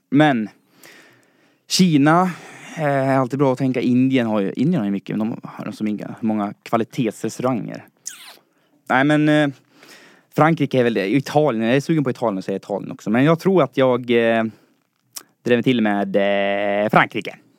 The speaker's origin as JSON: {"language": "Swedish", "town": "Falun", "region": "Dalarna County", "country": "Sweden", "moved": "as an adult", "lives_now": "Stockholm, Sweden", "said": "jag kommer från Dalarna, från Falun. är 22 år och flyttade hit till Stockholm för att plugga."}